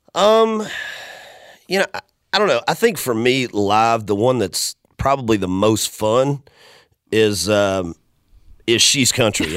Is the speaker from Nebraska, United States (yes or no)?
no; Macon, Georgia, United States; born or raised there; moved away as an adult; now in Nashville, United States